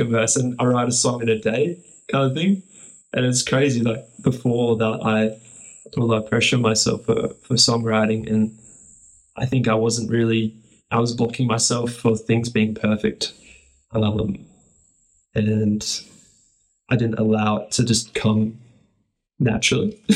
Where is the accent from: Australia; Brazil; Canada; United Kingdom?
Australia; Gold Coast, Queensland; I'm born and raised on the Gold Coast, which is a coastal city on the east coast of Australia